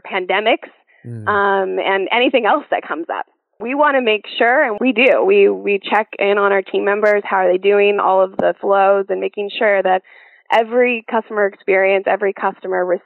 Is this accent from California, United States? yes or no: yes; Upland, California, United States; I'm from this area. I'm from Upland. So I've lived in this area my whole life.